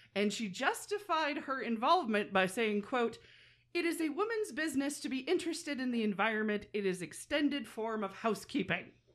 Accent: Minnesota, United States; She was born in Minnesota and I was born in Minnesota

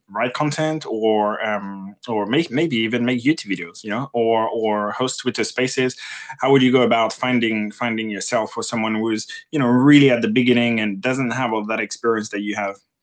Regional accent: France; English is a second language; moved away as an adult; now in United Kingdom; I am French and I moved to the U K in two thousand and eight and I didn't speak English at the time

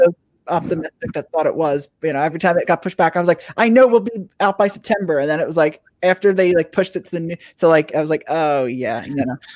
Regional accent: New Jersey, United States; I'm from New Jersey.

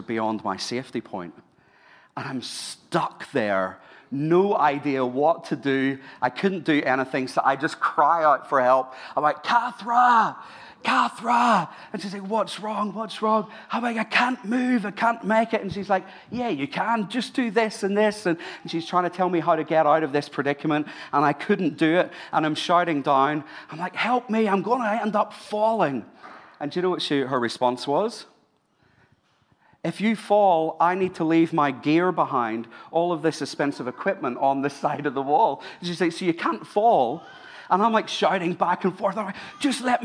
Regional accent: Ireland; now in Sydney, Australia; I'm Irish

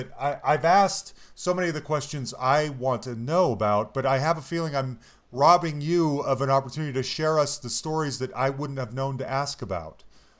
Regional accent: Salt Lake City, Utah, United States; I'm originally from Salt Lake City, which is Utah, the next state over.

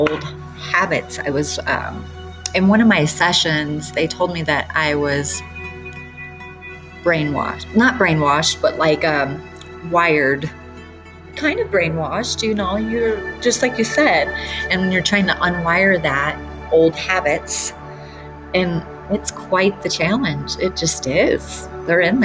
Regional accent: Detroit, Michigan, United States; moved away; I grew up in Detroit

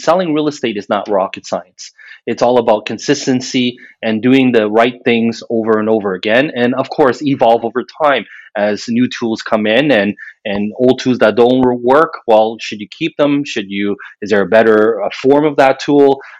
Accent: Montreal, Quebec, Canada; moved away as an adult; now in Ottawa, Canada; I was born and raised in Montreal

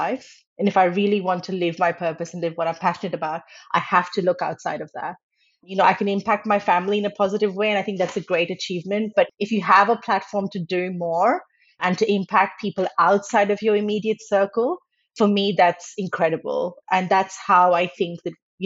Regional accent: Australia; moved away as an adult; now in Netherlands; So I grew up in Australia

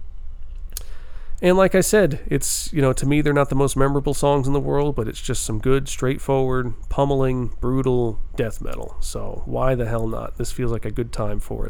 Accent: New York, United States; We're going to New York here. It's my home state

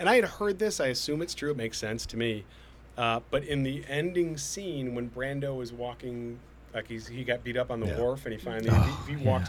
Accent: Chicago, Illinois, United States; moved away; I grew up in Chicago

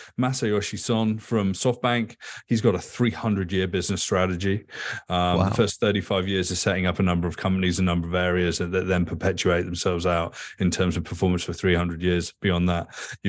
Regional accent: England, United Kingdom; Like, I grew up in England.

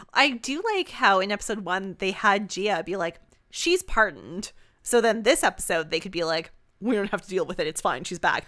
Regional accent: Canada; we're Canadian

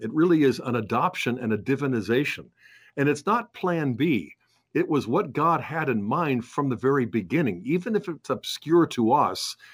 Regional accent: United States; we as Catholic Americans

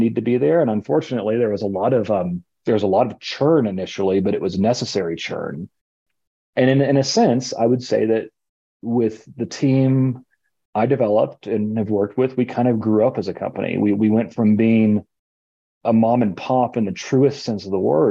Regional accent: Austin, Texas, United States; The original location was actually in an old 1930s bungalow on, appropriately enough, Kirby Lane in Austin, Texas. And we actually lived in that house for the first couple of months of my life

